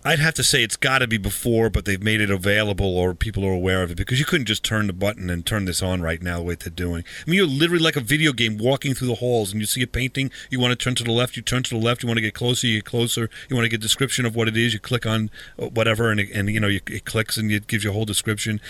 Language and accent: English; Huntington, New York, United States; it's a local Huntington museum or museum in my hometown or our hometown.